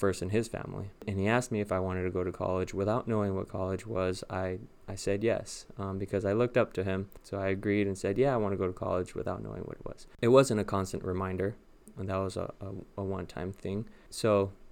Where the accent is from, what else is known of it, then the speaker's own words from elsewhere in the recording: Los Angeles, California, United States; moved away as an adult; now in West Lafayette, United States; I am from Los Angeles, Southern California, born and raised. I lived all my life there, all 27 years, until I transferred